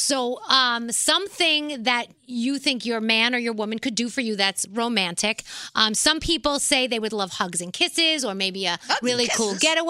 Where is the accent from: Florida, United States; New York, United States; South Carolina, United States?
New York, United States; New York City; I'm from the Bronx. I'm a little white girl from the Bronx